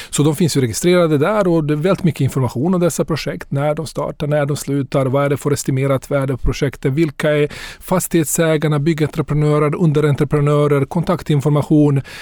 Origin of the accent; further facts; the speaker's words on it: Bosnia & Herzegovina; now in Sweden; Så jag, jag kommer från Bosnien ursprungligen. Jag har bott här i mm. cirka 30 år. Kom hit efter kriget.